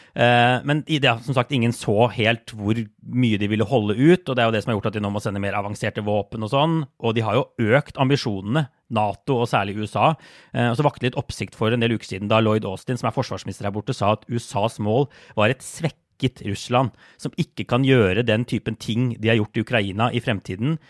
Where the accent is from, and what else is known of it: Norway